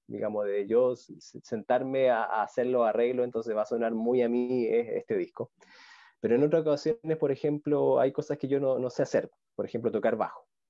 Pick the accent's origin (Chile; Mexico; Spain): Chile; Talca, Maule; now in Santiago, Chile; la, ciudad que yo soy de Talca, que queda como tres horas al sur de Santiago